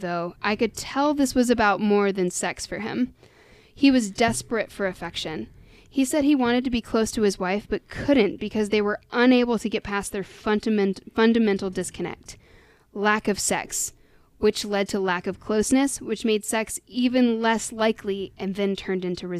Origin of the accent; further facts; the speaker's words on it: United States; We are American after all.